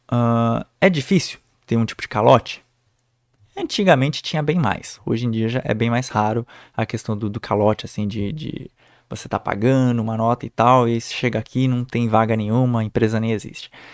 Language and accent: Portuguese; Brazil; moved away as an adult; now in Germany